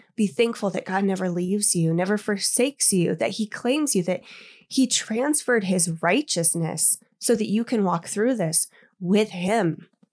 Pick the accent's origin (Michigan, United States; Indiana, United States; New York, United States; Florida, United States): Indiana, United States; now in Colorado, United States; growing up in Indiana, we had fireflies